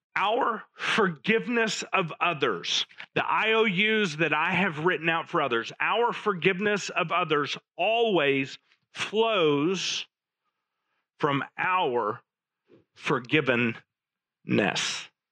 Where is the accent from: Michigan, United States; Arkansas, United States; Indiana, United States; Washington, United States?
Arkansas, United States; Little Rock; As I was growing up in Little Rock in the late 70s